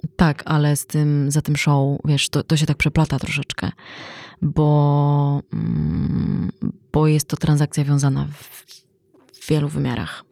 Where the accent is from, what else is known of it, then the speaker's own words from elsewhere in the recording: Poland; my jesteśmy z Polski